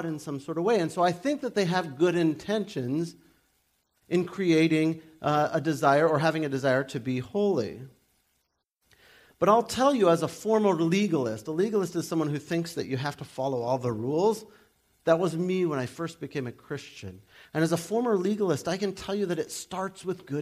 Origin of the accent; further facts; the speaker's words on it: United States; we're from America